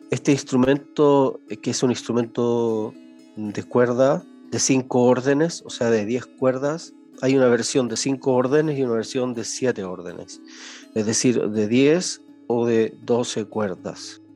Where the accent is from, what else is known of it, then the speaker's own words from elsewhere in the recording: Chile; moved away; nací en Chile